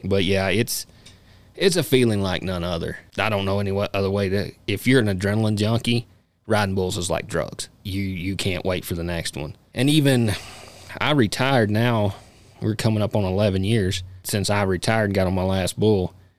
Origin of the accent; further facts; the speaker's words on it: Kentucky, United States; moved away as an adult; now in Casper, United States; I was born and raised in Kentucky, uh, you know, now live in Casper, Wyoming.